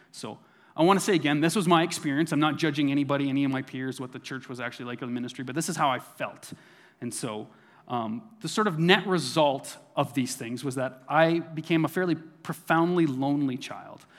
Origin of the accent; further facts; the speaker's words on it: Neilburg, Saskatchewan, Canada; moved away; this is in my hometown of Newburgh, Saskatchewan. So this is where I was born and raised.